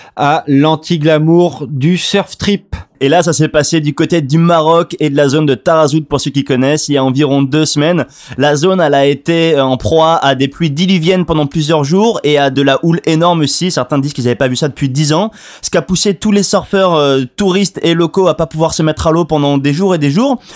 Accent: France; en tant que Français

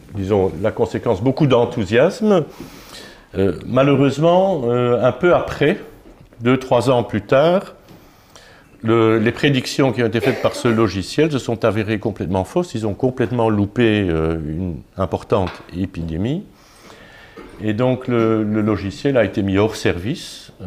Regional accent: Luxembourg; Je suis luxembourgeois

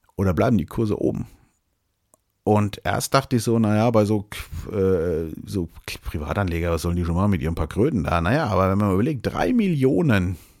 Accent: Germany; hier bei uns in Deutschland

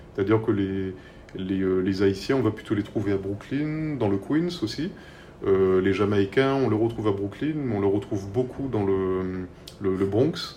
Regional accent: Martinique; des gens qui, euh, qui sont des, compatriotes, hein, des Martiniquais

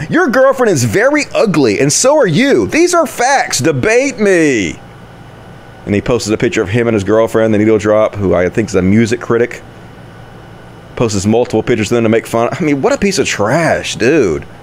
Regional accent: Sheffield, Yorkshire and the Humber, United Kingdom; I'm from Sheffield and I'm made of steel

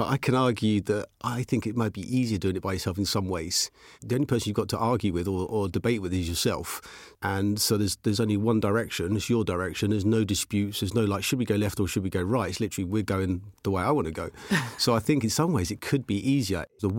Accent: Aylesbury, South East England, United Kingdom; also born or lived in Chesham; Okay, so I was brought up and raised in Chesham. At the age of five, moved to Aylesbury and just had a normal working class background.

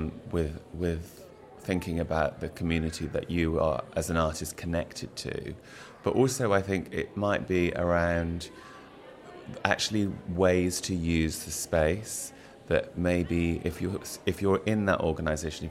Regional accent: Bristol, South West England, United Kingdom; came back to Bristol being my hometown

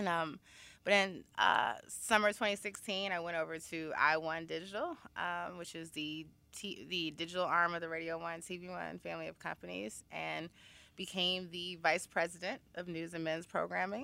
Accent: Chicago, Illinois, United States; moved away as an adult; also born or lived in Washington, D.C.; now in New York City, United States; I am originally from Chicago, Illinois. Uh, I went to Wendy Young High School

